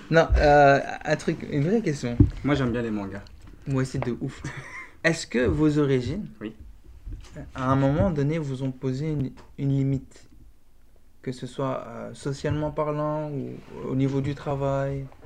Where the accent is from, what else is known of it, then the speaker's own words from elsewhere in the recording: Belgium; je dirais que je suis belge, je dirais pas que je suis marocain